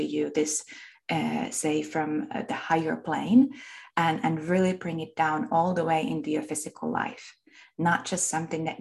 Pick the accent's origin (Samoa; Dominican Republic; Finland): Finland; accent: Finnish; I was born and raised in Finland. That's where my accent comes from.